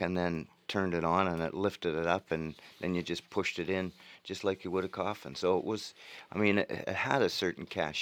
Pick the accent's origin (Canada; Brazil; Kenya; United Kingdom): Canada; Thunder Bay, Ontario; also born or lived in Peterborough, Ontario; now in Chelsea, Canada; I grew up in Thunder Bay, and I go back there.